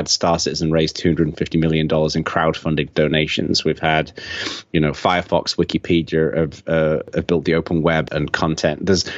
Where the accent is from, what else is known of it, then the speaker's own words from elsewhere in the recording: England, United Kingdom; accent: Englishman living in America; now in United States; I'm from England, although a lot of people think that I'm from Australia because I've got this weird Englishman living in America accent, which is kind of, fusing into something a bit odd. I was born in the north of England and I was raised in southern England